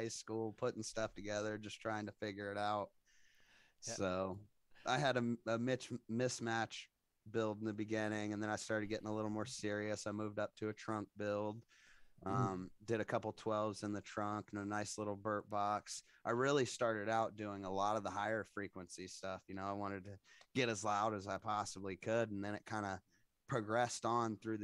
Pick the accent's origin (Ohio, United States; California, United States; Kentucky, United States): Ohio, United States; Xenia; moved away; I'm actually from a little town in Ohio called Xenia